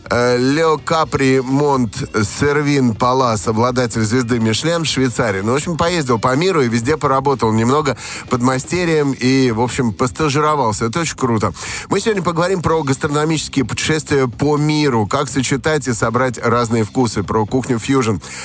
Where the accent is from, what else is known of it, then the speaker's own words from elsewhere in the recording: Saint Petersburg, Russia; also born or lived in Saratov; у меня в детстве прошло в Санкт-Петербурге и в Саратове.